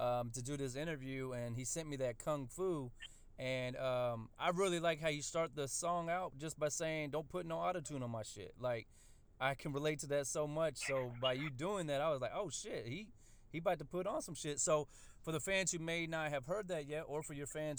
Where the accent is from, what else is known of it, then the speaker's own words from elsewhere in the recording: Indianapolis, Indiana, United States; I'm from Indianapolis, so we're right down the street from you guys